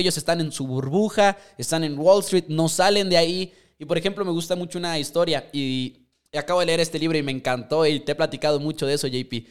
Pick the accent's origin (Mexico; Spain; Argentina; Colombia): Mexico; nosotros somos de México